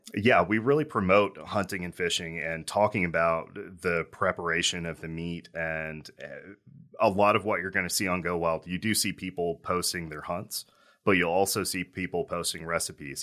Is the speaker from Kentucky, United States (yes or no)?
yes; Owensboro, Kentucky, United States; growing up in Owensboro, I was around hunting